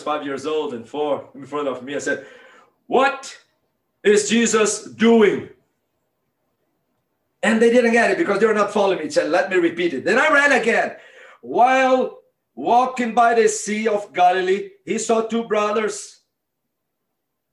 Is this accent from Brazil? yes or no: yes; Northeast Brazil, Brazil; now in Mississippi, United States; I grew up in Northeast Brazil, about 2 miles from the beach